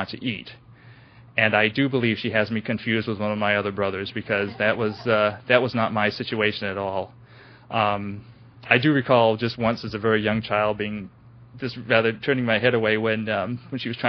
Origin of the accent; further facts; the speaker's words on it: New Bedford, Massachusetts, United States; now in West Virginia, United States; I was born in New Bedford, Massachusetts in 1967, in mid-1967, and I am the youngest of seven children.